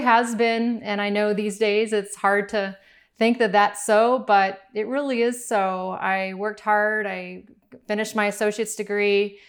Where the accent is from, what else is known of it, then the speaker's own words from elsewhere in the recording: Miami, Florida, United States; we grew up in Miami, we didn't have a whole lot